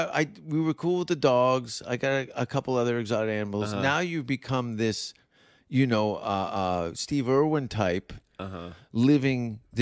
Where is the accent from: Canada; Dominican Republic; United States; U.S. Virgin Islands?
Canada; I know those huskies. I'm Canadian. I'm half husky.